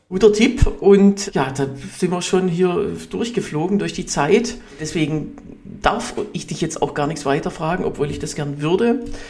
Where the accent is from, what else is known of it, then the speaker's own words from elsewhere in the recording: Hohenlohe, Baden-Württemberg, Germany; now in Berlin, Germany; ich komme ja auch, auch aus Hohenlohe